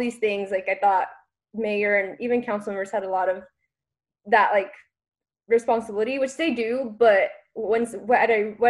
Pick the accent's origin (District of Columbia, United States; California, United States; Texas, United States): Texas, United States; Austin; I was born and raised in Austin in the District 4. North-ish Austin, and I've been here ever since